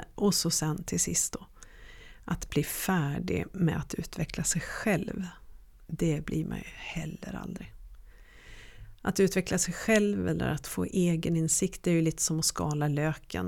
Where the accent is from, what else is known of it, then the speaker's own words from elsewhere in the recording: Örnsköldsvik, Västernorrland County, Sweden; så växte jag upp i Övik och i den dialekten så pratar man